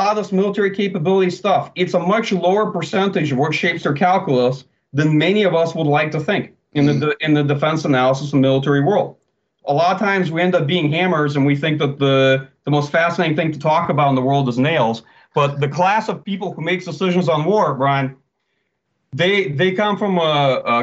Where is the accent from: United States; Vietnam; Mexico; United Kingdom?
United States; as an American